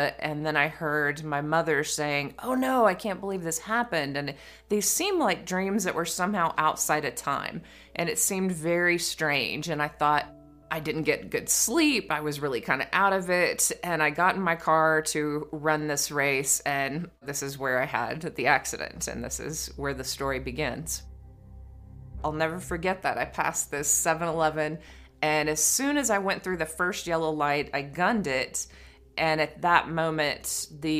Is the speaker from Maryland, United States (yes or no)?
no; East Texas, United States; When I grew up in East Texas, I was an only child in the country